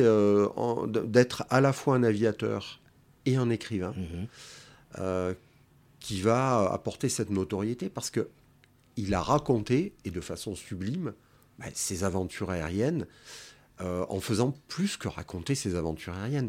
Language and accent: French; Marseille, Provence-Alpes-Côte d'Azur, France; je suis né à la Pointe Rouge, donc j'ai connu le quartier avant le port, hein, en 1964